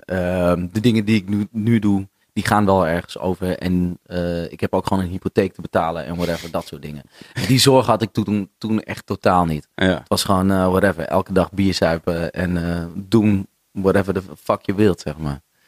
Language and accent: Dutch; Noordeinde, North Holland, Netherlands; now in Amsterdam, Netherlands; vroeger woonde ik, ehm, ik kom uit Noordeinde. Veel mensen denken altijd dat ik uit Heilo kom, maar dat kom ik niet.